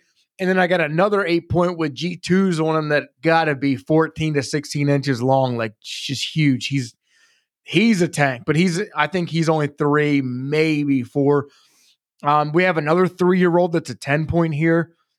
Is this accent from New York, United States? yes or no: no; Maryland, United States; moved away; But when I moved from Maryland here to PA, I come from North Central Maryland. I live in South Central Pennsylvania.